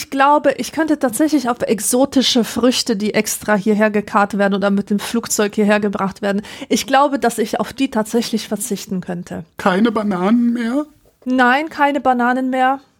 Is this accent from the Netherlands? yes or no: no; Poland; aufgewachsen in Polen, war das ganz genau so.